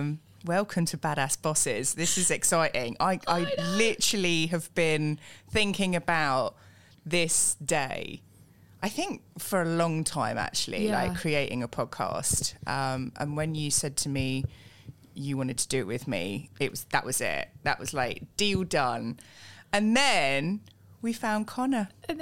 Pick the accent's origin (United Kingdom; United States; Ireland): United Kingdom; Tamworth, West Midlands; So I was in Birmingham, so Tamworth, where I'm from, Staffordshire. I am a Brummie lass.